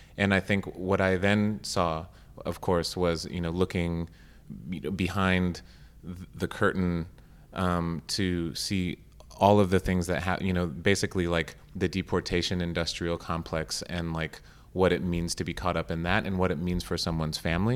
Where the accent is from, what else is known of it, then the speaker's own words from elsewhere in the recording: Arizona, United States; I grew up in Arizona